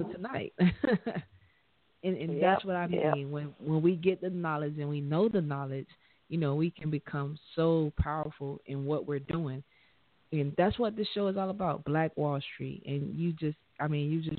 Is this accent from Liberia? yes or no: yes; Liberia; I'm from Liberia